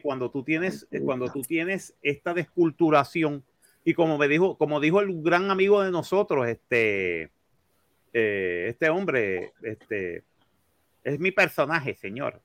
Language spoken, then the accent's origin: Spanish; Puerto Rico; Nosotros nacimos en una isla del Caribe